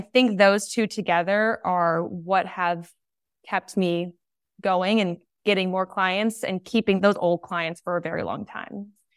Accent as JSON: {"language": "English", "town": "San Diego", "region": "California", "country": "United States", "tie": "born or raised there", "said": "where I grew up in San Diego"}